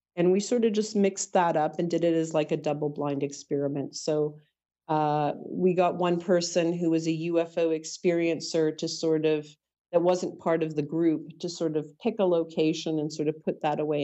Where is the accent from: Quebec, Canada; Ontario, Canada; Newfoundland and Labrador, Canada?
Ontario, Canada; Toronto; also born or lived in Ajax, Ontario; I was born in Toronto